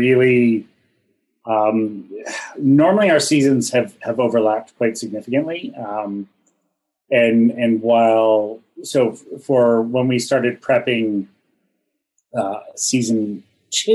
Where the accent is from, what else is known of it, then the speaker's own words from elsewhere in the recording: Ontario, Canada; I'm from Ontario, which gets very cold in the winter.